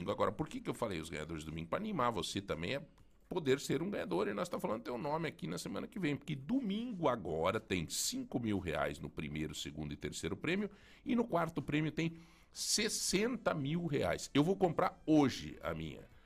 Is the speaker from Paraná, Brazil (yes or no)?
yes; Paraná, Brazil; Eu disse, sim, são da onde? Eu disse, é nós somos do Paraná, mas vocês têm um sotaque